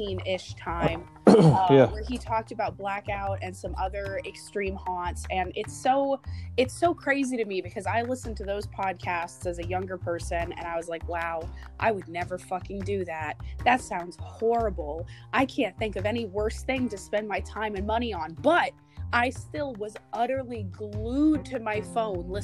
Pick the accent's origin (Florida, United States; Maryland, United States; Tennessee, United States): Florida, United States; Central; moved away as an adult; now in Pennsylvania, United States; growing up in Central Florida, like, everybody is at least theme park aware to some degree